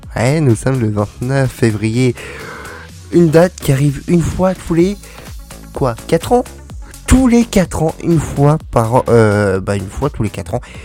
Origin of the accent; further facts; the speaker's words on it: France; on est français, ici on est un pays répressif